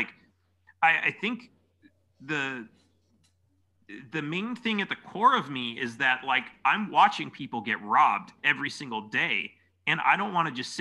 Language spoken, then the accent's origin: English; California, United States; I grew up in California